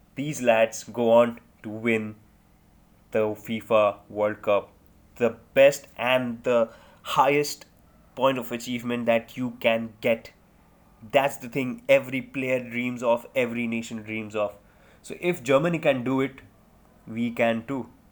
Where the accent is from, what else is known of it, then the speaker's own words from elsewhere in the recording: India; I'm an Indian